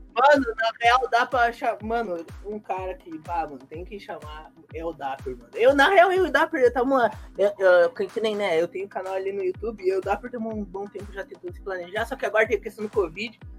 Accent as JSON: {"language": "Portuguese", "region": "Rio Grande do Sul", "country": "Brazil", "also_born_or_lived": "Rio de Janeiro", "moved": "yes", "said": "eu sou do Rio Grande do Sul, eu tô no Rio de Janeiro"}